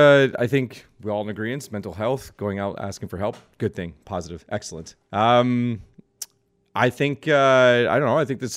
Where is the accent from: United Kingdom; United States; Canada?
Canada; growing up in Canada and seeing it all around me in terms of what that culture felt like.